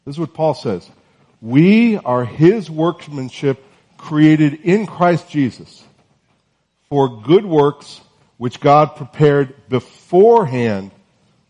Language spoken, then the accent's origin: English; North Carolina, United States; I'm from North Carolina, and it's still sort of warm there